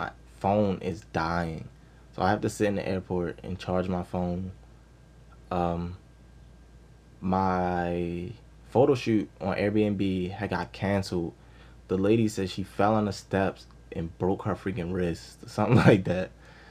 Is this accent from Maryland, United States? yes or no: yes; Baltimore, Maryland, United States; Where from, Maryland? I'm from Baltimore.